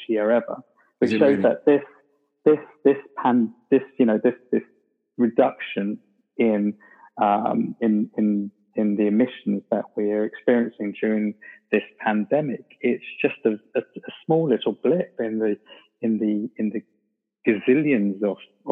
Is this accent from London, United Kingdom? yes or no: yes; London, United Kingdom; moved away; I grew up in London, and a lot of my family still live there